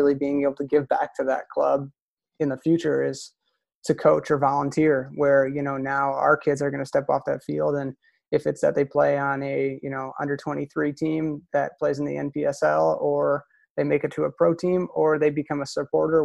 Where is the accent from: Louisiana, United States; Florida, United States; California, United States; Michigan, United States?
Michigan, United States; Downriver area; when I was growing up in the Downriver area